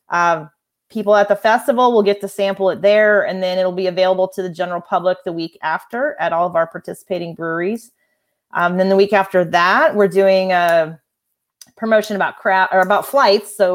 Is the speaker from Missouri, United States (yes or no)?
yes; Hannibal, Missouri, United States; also born or lived in Denver; I grew up in Denver for a while, um, and then moved to uh, Hannibal, Missouri, and then that's where I graduated from high school